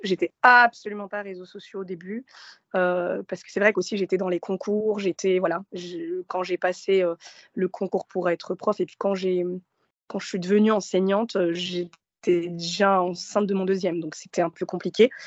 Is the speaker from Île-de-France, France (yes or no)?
yes; Gennevilliers, Île-de-France, France; also born or lived in Morocco / Nanterre; J'ai grandi euh, un peu à Nanterre, ensuite à Gennevilliers, donc dans les Hauts-de-Seine